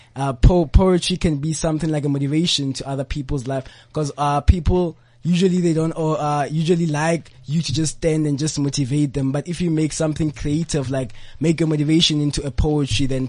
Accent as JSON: {"language": "English", "town": "Rustenburg", "region": "North West", "country": "South Africa", "said": "I'm from the Platinum Province. I'm from the Northwest Province and Rustenburg"}